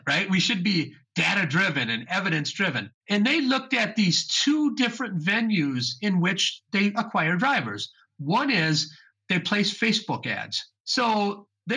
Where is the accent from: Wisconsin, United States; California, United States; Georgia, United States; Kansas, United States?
Wisconsin, United States; also born or lived in Chicago; I was raised in Wisconsin